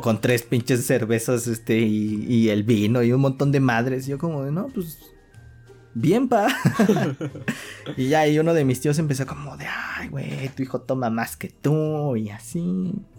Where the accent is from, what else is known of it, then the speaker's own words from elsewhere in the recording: Mexico; aquí en México